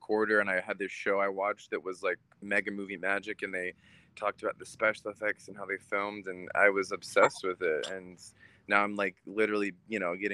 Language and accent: English; Utah, United States; also born or lived in Pennsylvania; now in California, United States; I'm Jewish, and so growing up in Utah was definitely interesting